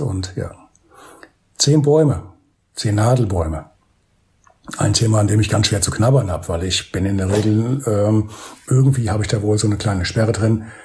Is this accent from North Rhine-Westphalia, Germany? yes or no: no; Bad Orb, Hesse, Germany; meine Heimatstadt für Bad Orb